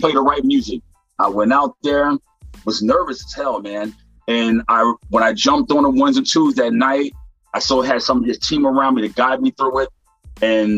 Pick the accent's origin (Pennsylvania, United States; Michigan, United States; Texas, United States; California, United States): Pennsylvania, United States; Philadelphia; Growing up in Philadelphia as a kid, my uncle, they called him DJ Pooh